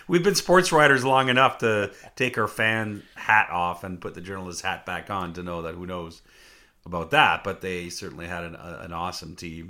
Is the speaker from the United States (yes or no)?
no; Northern Ontario, Canada; I grew up in Northern Ontario